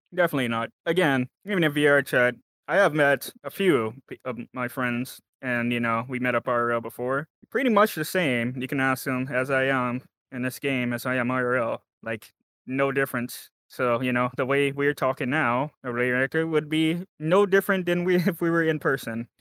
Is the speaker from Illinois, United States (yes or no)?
no; Texas, United States; I am from America, Texas, specifically the state of Texas